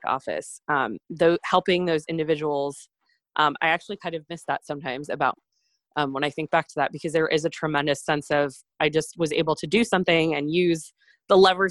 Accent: Maine, United States; moved away as an adult; my family's house, where I grew up in Maine

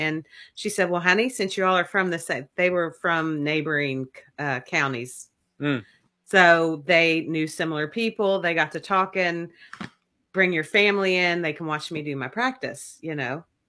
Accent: Kentucky, United States; accent: Southern; also born or lived in Las Vegas, Nevada; because I am from Kentucky and I grew up on the Kentucky music highway

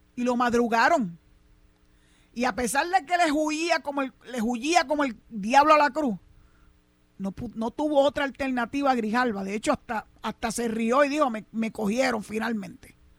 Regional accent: Cabo Rojo, Puerto Rico; aquí en mi pueblo de Cabo Rojo

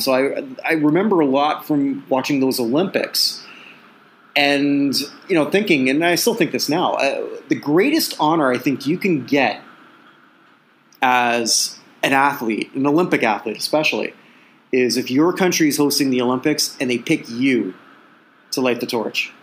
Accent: Canada; accent: Canadian; it's my Canadian accent

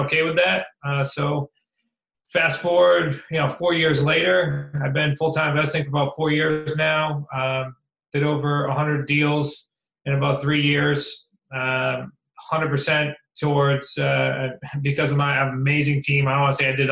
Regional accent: Central Massachusetts, United States; moved away as an adult; also born or lived in Worcester / Newport, Rhode Island; I was from Central Mass.

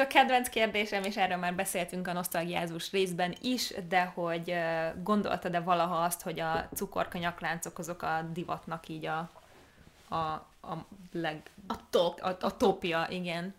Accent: Hungary; Magyarországon nőttünk fel

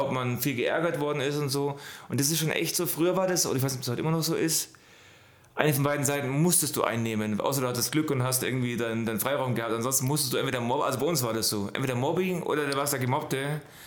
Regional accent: Allgäu, Bavaria, Germany; ich bin im Allgäu groß geworden

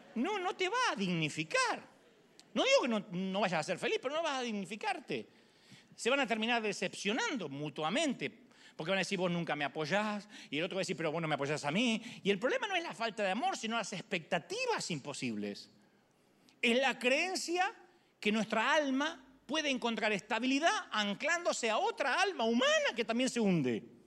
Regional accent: Argentina; moved away

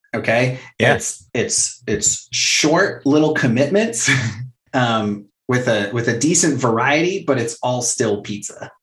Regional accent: Fallbrook, California, United States; growing up as a punk kid in a small town

